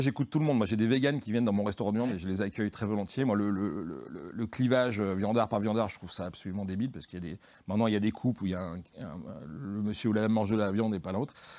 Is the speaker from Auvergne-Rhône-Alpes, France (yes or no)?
yes; Lyon, Auvergne-Rhône-Alpes, France; on est tous, enfin beaucoup, on est lyonnais, voire, Lyon centre